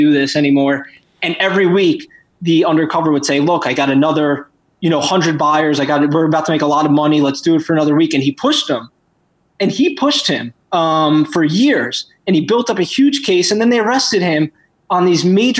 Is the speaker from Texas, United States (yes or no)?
no; New York, United States; I'm from New York. I lived through 9/11